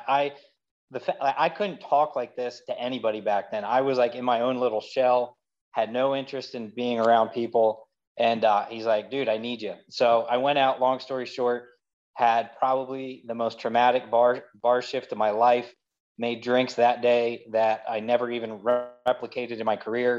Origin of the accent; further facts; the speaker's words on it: Lancaster, Pennsylvania, United States; also born or lived in Atlanta, Georgia; we relocated to Lancaster when I was about 2.5, 3 years old for my dad to take a new position up here. I'm practically lived here my entire life